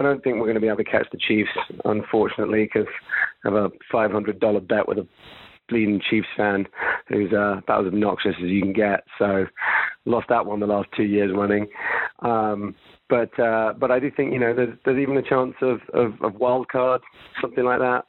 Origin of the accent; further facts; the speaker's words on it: London, United Kingdom; now in Orange County, United States; I'm actually over in London, my original hometown